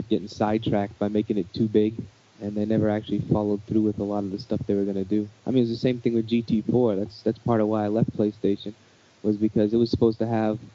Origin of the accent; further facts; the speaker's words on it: New England, Massachusetts, United States; now in Little Rock, United States; I actually live in Little Rock. I'm originally from New England, Massachusetts.